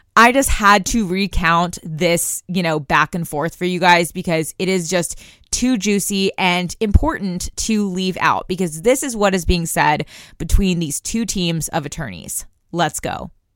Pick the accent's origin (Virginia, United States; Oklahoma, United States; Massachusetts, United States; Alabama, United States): Oklahoma, United States; Tulsa; I'm from Tulsa, Oklahoma